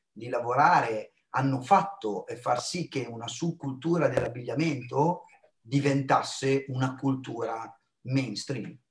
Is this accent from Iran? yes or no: no; United States; Poi ho avuto la fortuna di vivere la mia infanzia negli Stati Uniti, no? perché una parte della mia famiglia vive ancora a Filadelfia e quindi ho assunto la loro cultura